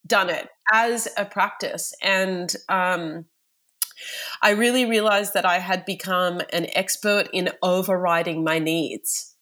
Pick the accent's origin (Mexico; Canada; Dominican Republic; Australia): Australia; I am from Australia